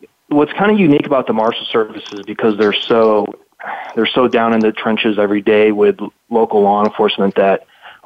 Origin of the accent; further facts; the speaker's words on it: Chicago, Illinois, United States; moved away as an adult; also born or lived in Minneapolis, Minnesota / Philadelphia, Pennsylvania; now in Arizona, United States; I grew up in Chicago